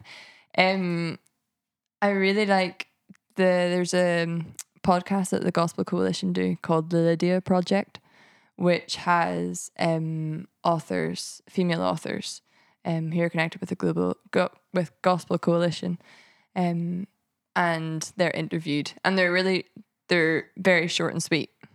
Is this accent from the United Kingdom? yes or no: yes; Ballymena, Northern Ireland, United Kingdom; moved away as an adult; now in Edinburgh, United Kingdom; I was brought up in a town called Ballymena, in the Bible Belt of Northern Ireland